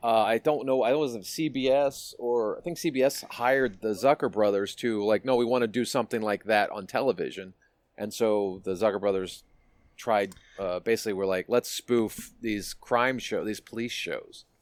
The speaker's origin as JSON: {"language": "English", "town": "Washington", "region": "District of Columbia", "country": "United States", "tie": "born or raised there", "moved": "yes", "said": "my hometown of dc"}